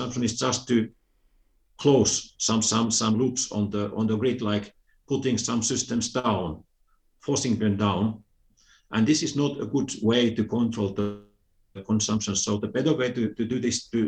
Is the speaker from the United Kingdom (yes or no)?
no; Finland; I'm originally from Finland